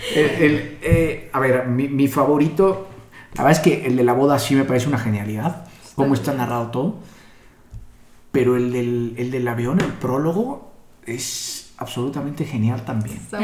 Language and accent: Spanish; Mexico; como mexicanos nos podemos identificar